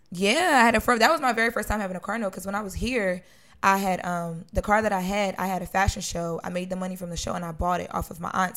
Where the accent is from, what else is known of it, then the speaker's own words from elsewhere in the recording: Wilmington, Delaware, United States; moved away as an adult; now in Los Angeles, United States; I grew up on Fifth and Washington